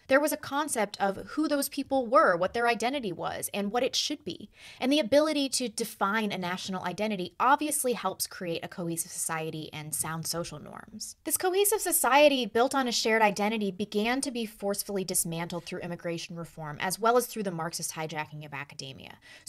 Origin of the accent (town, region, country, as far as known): United States